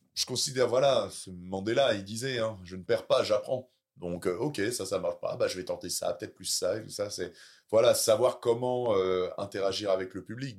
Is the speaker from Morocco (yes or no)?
no; Caen, Normandy, France; j'ai encore mes clubs euh, qui sont là-bas, et puis voilà, euh, c'est là où j'ai, c'est là où j'ai grandi